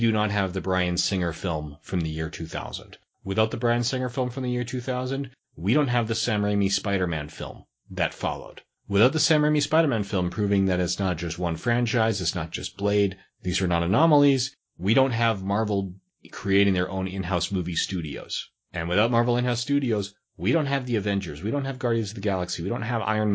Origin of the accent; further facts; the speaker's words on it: Canada; Canadians are, by and large, we are probably closer to Americans in terms of cultural identity than any other country.